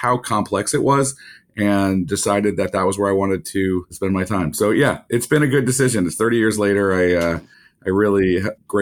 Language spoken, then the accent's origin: English; Michigan, United States; I grew up in the Midwest in Michigan